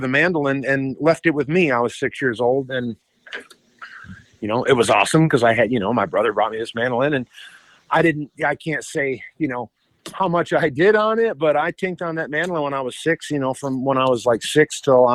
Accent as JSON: {"language": "English", "town": "West Rutland", "region": "Vermont", "country": "United States", "tie": "born or raised there", "said": "I grew up in West Rutland, Vermont, with parents that were music fans"}